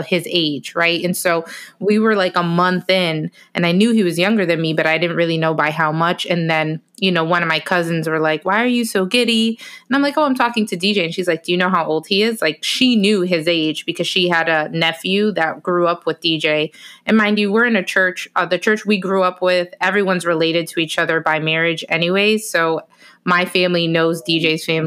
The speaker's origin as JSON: {"language": "English", "town": "Bridgeport", "region": "Connecticut", "country": "United States", "tie": "born or raised there", "also_born_or_lived": "Orlando", "said": "I finally made it back to my hometown of Bridgeport, Connecticut"}